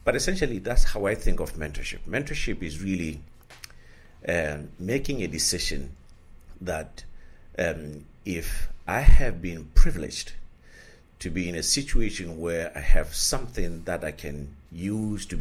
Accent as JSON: {"language": "English", "country": "Lesotho", "tie": "born or raised there", "said": "I was born in Lesotho, which is in South Africa."}